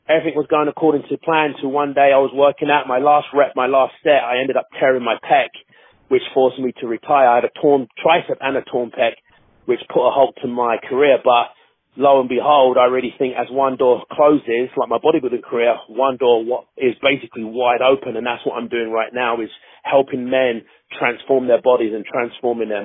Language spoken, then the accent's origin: English; London, United Kingdom; I'm born and raised in Hackney, East London, in England, born and raised there.